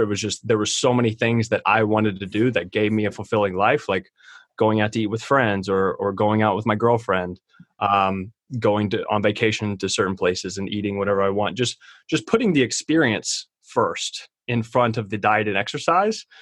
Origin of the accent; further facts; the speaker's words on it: Kentucky, United States; I'm from Kentucky.